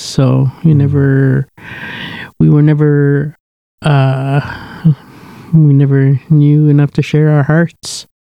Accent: Kamsack, Saskatchewan, Canada; moved away; I was born and raised in Saskatchewan, a place called Kamsack, raised on a native reserve called the Cote Reserve

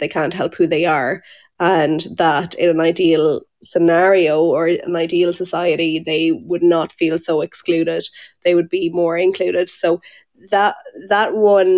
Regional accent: Tipperary, Munster, Ireland; moved away as an adult; now in Monaghan, Ireland; I'm from Tipperary. I just live here for the last few years

